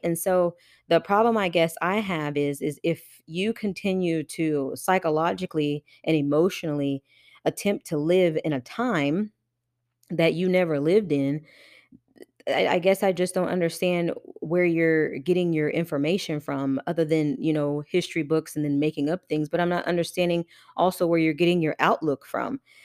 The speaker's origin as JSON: {"language": "English", "area": "Johnson County", "region": "Kansas", "country": "United States", "tie": "born or raised there", "also_born_or_lived": "Wyandotte County, Kansas", "said": "I grew up in Johnson County, and this is in Kansas"}